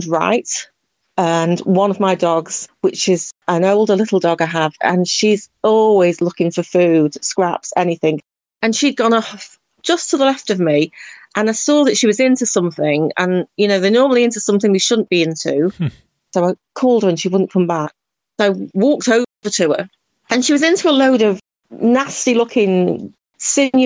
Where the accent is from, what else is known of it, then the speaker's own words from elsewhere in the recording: Cheshire, North West England, United Kingdom; moved away as an adult; also born or lived in Republic of Ireland; now in Ireland; I'm actually from Cheshire in the northwest of England, and I moved here about 10 years ago